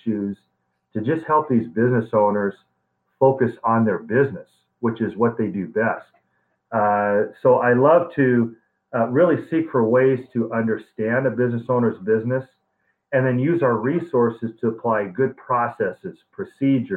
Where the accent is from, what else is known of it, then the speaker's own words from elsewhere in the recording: Arizona, United States; I grew up in Arizona since I was 3 years old. I'd like to say I'm an Arizona native.